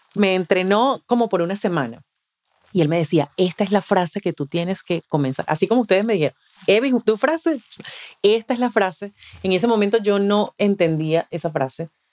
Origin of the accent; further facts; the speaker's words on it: the Venezuelan Andes, Venezuela; moved away; en Venezuela, yo soy de los Andes, que es la zona eh, donde cae nieve